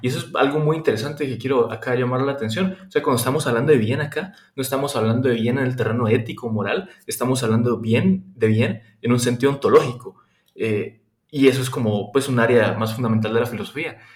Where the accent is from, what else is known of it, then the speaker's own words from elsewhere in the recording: Guatemala; moved away as an adult; now in Germany; yo soy de Guatemala, estudio en Alemania en este momento